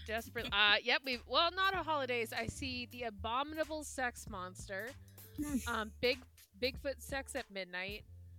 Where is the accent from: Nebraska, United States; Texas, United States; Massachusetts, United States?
Massachusetts, United States; greater Boston area; I had a greater Boston area education.